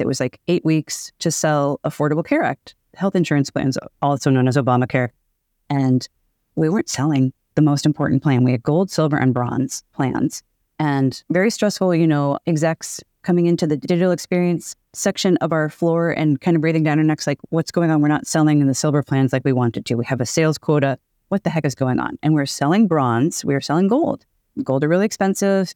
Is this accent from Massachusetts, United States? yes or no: yes; Boston, Massachusetts, United States; now in Seattle, United States; I'm from Boston. I live in Seattle